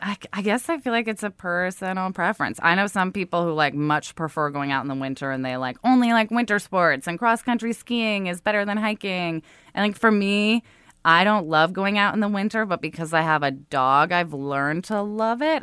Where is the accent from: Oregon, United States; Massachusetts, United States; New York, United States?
Oregon, United States; I grew up in Oregon